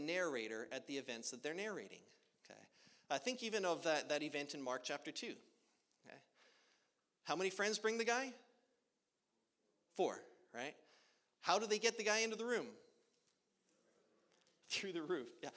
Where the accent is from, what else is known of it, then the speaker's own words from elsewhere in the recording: Edmonton, Alberta, Canada; moved away as an adult; now in Oklahoma, United States; I grew up in Edmonton, Alberta, Canada